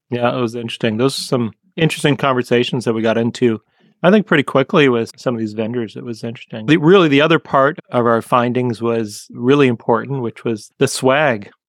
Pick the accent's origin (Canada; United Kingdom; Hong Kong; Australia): Canada; from growing up in Canada and getting to talk to somebody who sounds like lived just just a few minutes down the street from where I grew up and having that Canadian moment